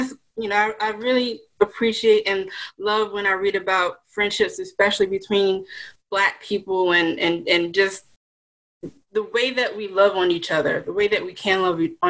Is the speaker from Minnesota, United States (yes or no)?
no; Blythewood, South Carolina, United States; also born or lived in Boston; now in Charleston, United States; I am from Blythewood, South Carolina. Went to Ridgeview High School